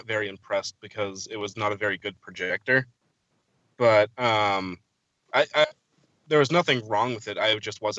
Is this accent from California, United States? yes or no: no; New Hampshire, United States; now in Massachusetts, United States; I'm from New Hampshire, but currently living in Massachusetts.